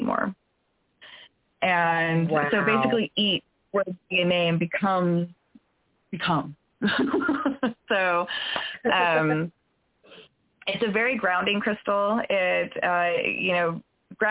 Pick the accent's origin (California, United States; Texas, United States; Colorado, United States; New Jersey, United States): California, United States; I grew up in California where they have 100-foot redwoods